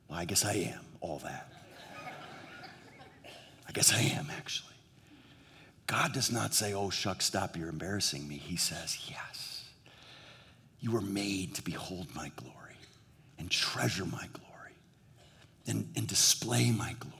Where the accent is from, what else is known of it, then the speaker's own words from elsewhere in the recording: New England, United States; now in Southern California, United States; in New England where we grew up